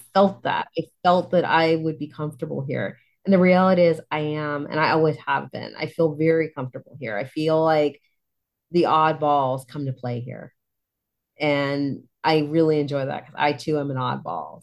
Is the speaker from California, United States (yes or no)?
yes; Poway, California, United States; moved away as an adult; also born or lived in San Diego / Bay Area; I grew up in Poway, which is way the heck out there